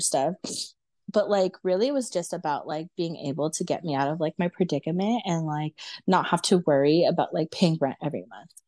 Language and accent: English; Los Angeles, California, United States; born and raised in America, and then, like, born and raised in, like, Los Angeles